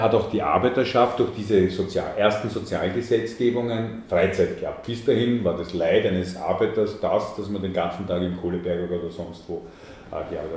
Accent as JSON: {"language": "German", "region": "Vienna", "country": "Austria", "tie": "born or raised there", "said": "Ich bin am Stadtrand von Wien aufgewachsen"}